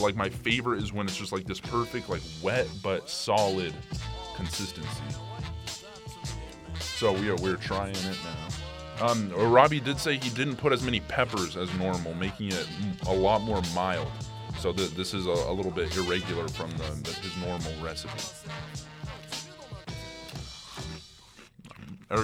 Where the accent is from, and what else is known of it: Southwest, United States